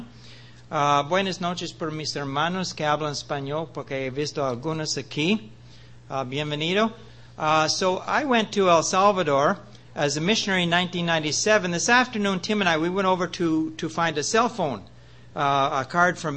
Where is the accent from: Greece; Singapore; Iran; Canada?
Canada; Prince Edward Island; moved away as an adult; also born or lived in British Columbia; I was born in Prince Edward Island